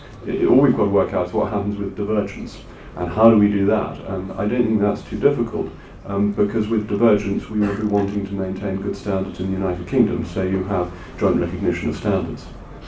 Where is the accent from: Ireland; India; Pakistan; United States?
Ireland; But the great advantage of being Irish is that we then have a seat on these international bodies